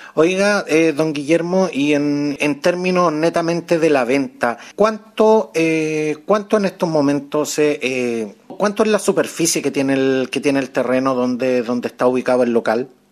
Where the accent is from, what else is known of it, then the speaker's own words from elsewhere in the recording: Chile; como chilenos que somos